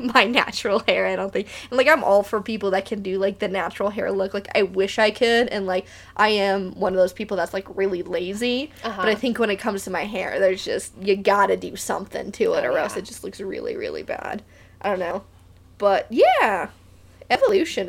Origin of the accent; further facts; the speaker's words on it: Beaumont, California, United States; also born or lived in Catalina Island, California; I grew up in Beaumont